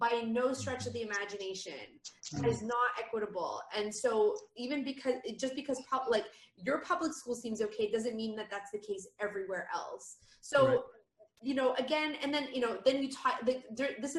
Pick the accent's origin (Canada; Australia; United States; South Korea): Canada; moved away; I'm Canadian